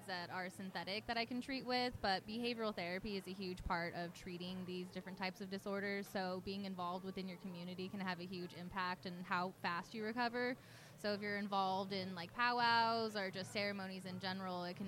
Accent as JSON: {"language": "English", "town": "Denver", "region": "Colorado", "country": "United States", "moved": "yes", "said": "I'm from Denver, Colorado"}